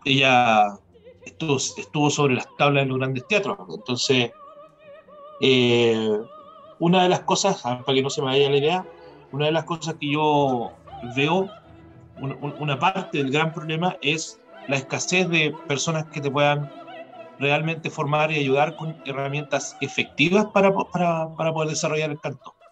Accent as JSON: {"language": "Spanish", "country": "Chile", "moved": "yes", "said": "siendo un chileno"}